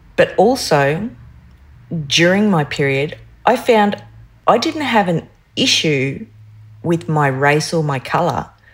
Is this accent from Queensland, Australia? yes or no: yes; North Stradbroke Island, Queensland, Australia; I grew up on North Stradbroke Island